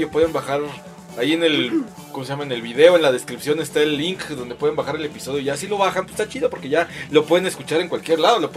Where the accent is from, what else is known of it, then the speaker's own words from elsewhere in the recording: Mexico; yo soy el ….